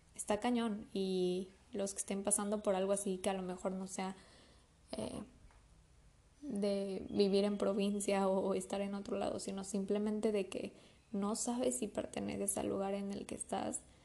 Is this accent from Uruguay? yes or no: no; Mexico City, Mexico; moved away as an adult; now in Mérida, Mexico; yo soy de la Ciudad de México me vine a vivir a Mérida